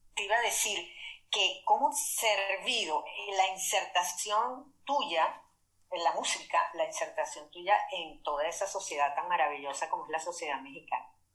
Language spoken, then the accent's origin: Spanish; Maracaibo, Zulia, Venezuela; yo soy de Maracaibo